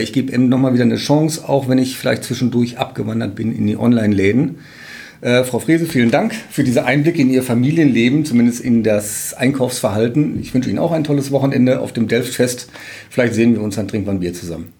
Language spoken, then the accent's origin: German; Münster, North Rhine-Westphalia, Germany; moved away; also born or lived in Emden; Ich komme gebürtig aus Münster